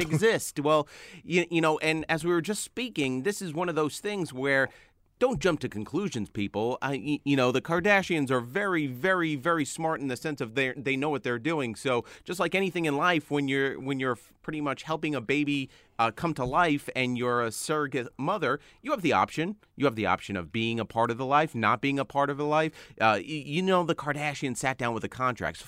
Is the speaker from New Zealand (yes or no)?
no; New York City, New York, United States; born or raised there